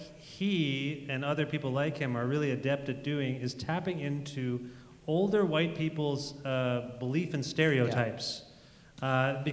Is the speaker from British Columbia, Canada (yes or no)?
no; Cambridge, Ontario, Canada; Hey, that's where I'm from.